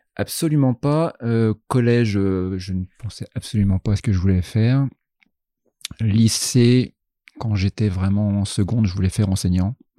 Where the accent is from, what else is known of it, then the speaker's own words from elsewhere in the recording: Troyes, Grand Est, France; moved away as an adult; also born or lived in Reims; now in Rouen, France; je suis originaire de Troyes dans l'Aube en Champagne